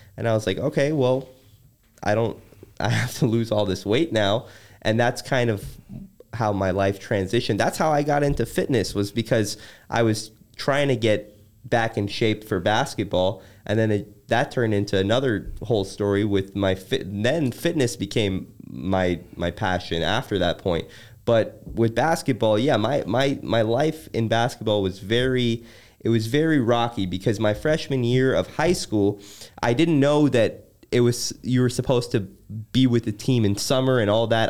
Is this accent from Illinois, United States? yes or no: yes; Chicago, Illinois, United States; growing up in Chicago